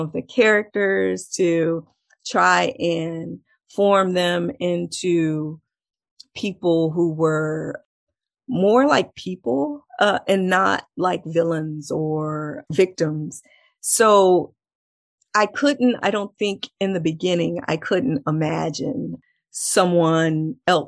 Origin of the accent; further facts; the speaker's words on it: Texas, United States; I'm from Texas